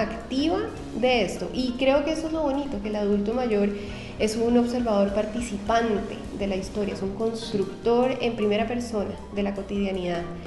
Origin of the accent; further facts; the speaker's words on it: Cali, Valle del Cauca, Colombia; moved away as an adult; also born or lived in Bogotá, Colombia; now in Chile; soy colombiana de, de, origen, nací en Cali, que es una ciudad que queda en el occidente de Colombia